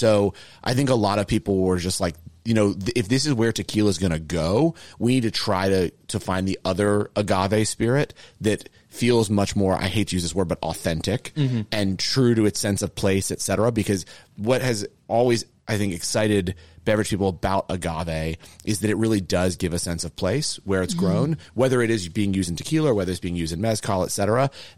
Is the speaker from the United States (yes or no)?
no; United Kingdom; As a Brit